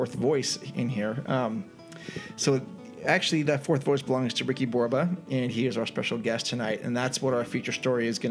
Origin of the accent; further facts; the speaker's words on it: San Jose, California, United States; I'm from San Jose